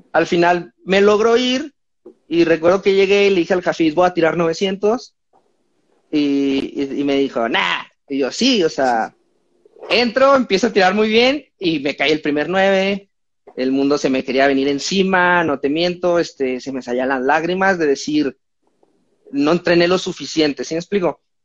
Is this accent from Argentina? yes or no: no; Mexico; soy mexicano